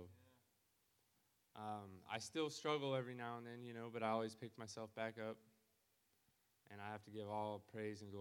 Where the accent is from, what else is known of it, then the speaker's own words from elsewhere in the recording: Garden City, Kansas, United States; I'm from Garden City, Kansas.